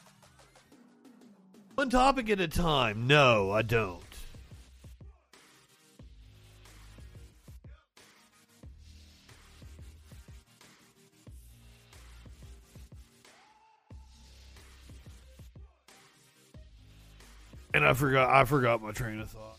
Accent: the Bible Belt, United States; Growing up in the Bible Belt

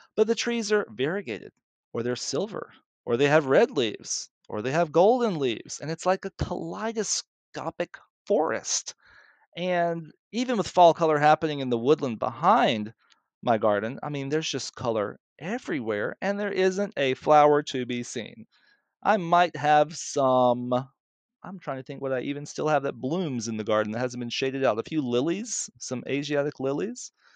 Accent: Mississippi, United States; accent: southern; moved away; I grew up in Mississippi, and I went to the Baptist Church

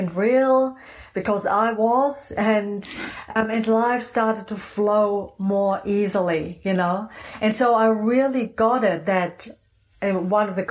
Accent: Germany; also born or lived in New Zealand / Phoenix; now in Sedona, United States; Originally, I'm from Germany, just, you know, so people know where my funky accent's from.

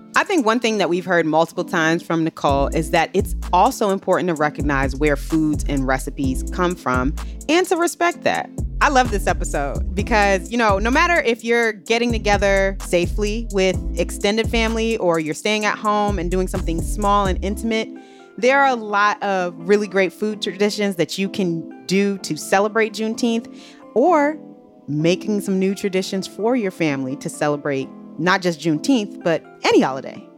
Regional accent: Maryland, United States; I grew up in Maryland.

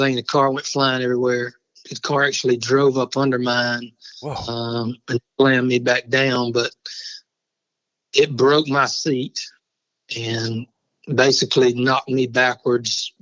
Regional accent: Barnwell, South Carolina, United States; I grew up in Barnwell, which is where I am now.

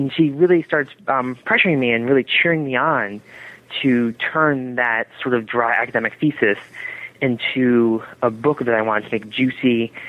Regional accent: Bronxville, New York, United States; also born or lived in Connecticut; I'm originally from Bronxville, New York, a little town right above New York City. And I grew up, split between there and Connecticut.

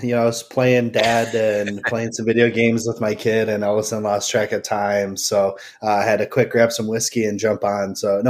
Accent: Oklahoma, United States; So I'm from Oklahoma.

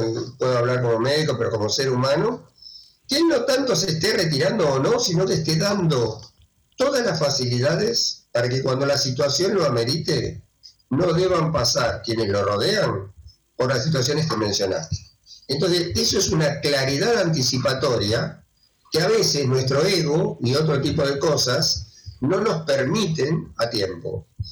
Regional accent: Argentina; soy argentino

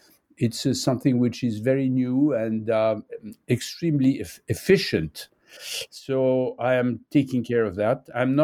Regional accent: Nice, Provence-Alpes-Côte d'Azur, France; born there; English is a second language; now in Paris, France; I was born in Nice. I'm living in Paris.

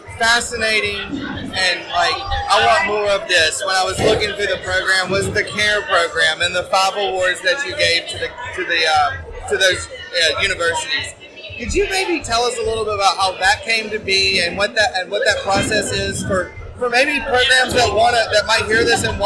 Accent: Birmingham, Alabama, United States; I am. I'm from Birmingham

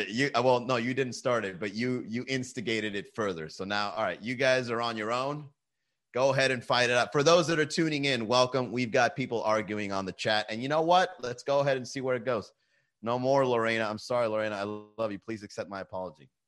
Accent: Venezuela; You don't even know where El Salvador is. I'm from Venezuela, El Capo.

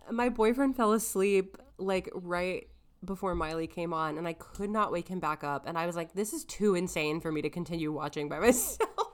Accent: Tennessee, United States; I'm from Tennessee.

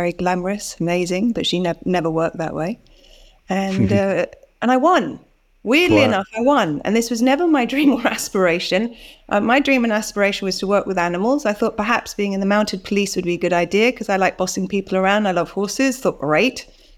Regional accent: Bali, Indonesia; also born or lived in Singapore; I was born in Singapore. I grew up in Indonesia and Bali.

